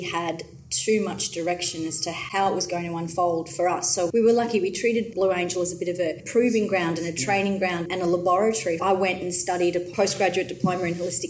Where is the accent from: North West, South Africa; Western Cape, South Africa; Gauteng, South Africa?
Gauteng, South Africa; Johannesburg; now in Melbourne, Australia; even though I grew up on the other side of the world. I was born in Johannesburg